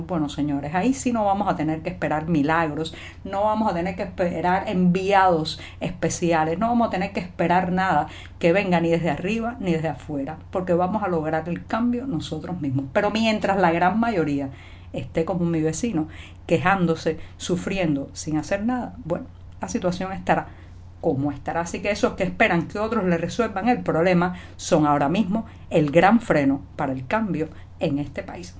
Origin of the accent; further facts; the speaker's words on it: Cuba; cubana, periodista, ciudadana